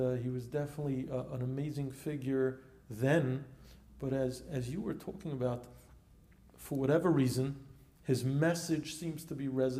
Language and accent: English; New York City, New York, United States; I grew up on East 10th Street and Kings Highway. And Kings Highway and Avenue R